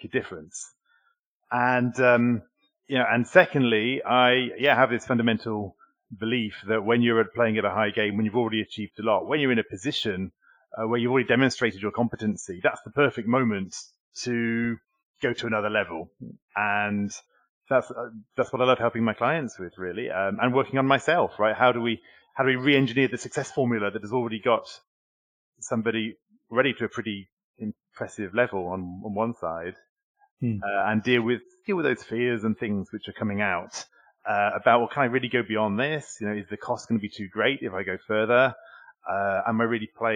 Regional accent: United Kingdom; moved away as an adult; now in Paris, France; I'm also British, which might explain my accent today.

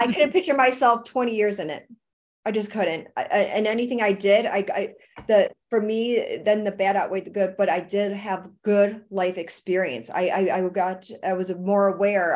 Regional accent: Buffalo, New York, United States; moved away; That's where I'm from. I'm from Buffalo, New York

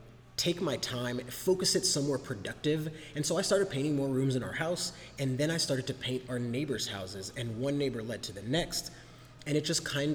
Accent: Germany; I'm a military brat. I grew up in Germany while my dad served in the Air Force.

